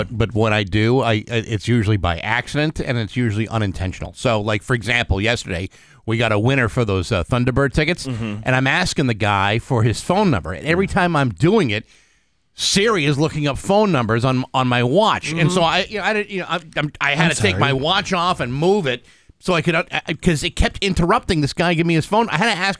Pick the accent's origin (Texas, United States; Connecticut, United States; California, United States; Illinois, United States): Connecticut, United States; Yeah, well, I mean, growing up in Connecticut, it's like a different world down there.